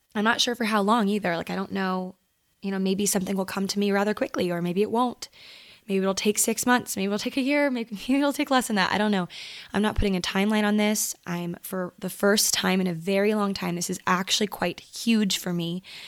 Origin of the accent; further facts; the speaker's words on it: Maryland, United States; moved away as an adult; now in Los Angeles, United States; I grew up in Maryland